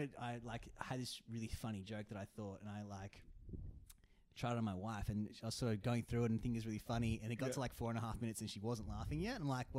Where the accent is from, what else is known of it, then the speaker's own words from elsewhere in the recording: Blacktown, New South Wales, Australia; So I grew up originally around Blacktown near Maryong is the was the suburb, and I was there with my brother and my mum and my dad.